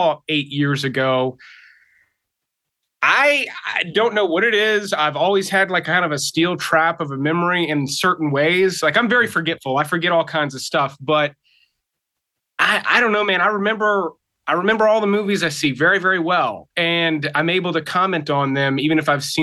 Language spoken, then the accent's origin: English; South Mississippi, United States; moved away as an adult; now in Atlanta, United States; I'm originally from Mississippi